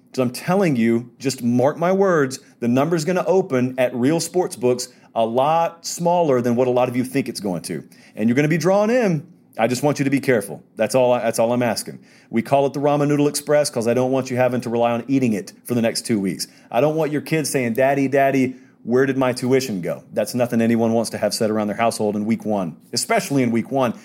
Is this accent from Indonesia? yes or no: no; Georgia, United States; I'm from Georgia.